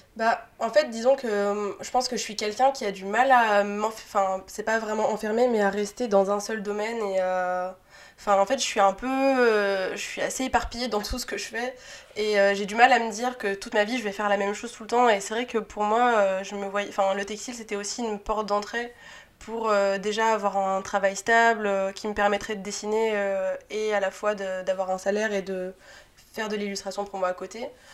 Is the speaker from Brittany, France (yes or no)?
no; Antibes, Provence-Alpes-Côte d'Azur, France; also born or lived in Paris; now in Lyon, France; Je viens de Antibes